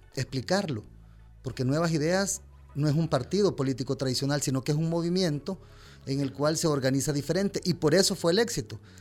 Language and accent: Spanish; El Salvador; como salvadoreños